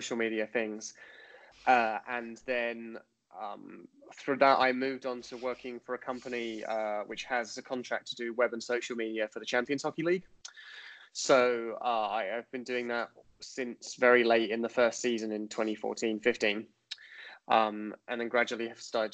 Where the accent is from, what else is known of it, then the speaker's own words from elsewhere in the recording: Rochester, South East England, United Kingdom; I grew up in North Kent, so like Raynham, Rochester area, watching Medway